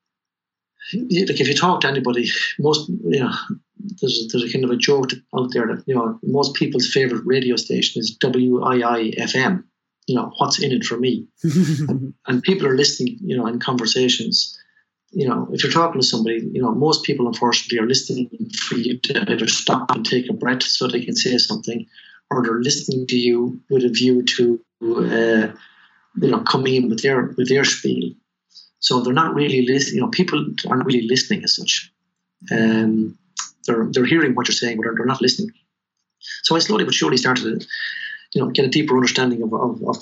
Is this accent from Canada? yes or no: no; Tullamore, Leinster, Ireland; also born or lived in Chicago, United States; I was born in Tullamore, raised in Chapel Street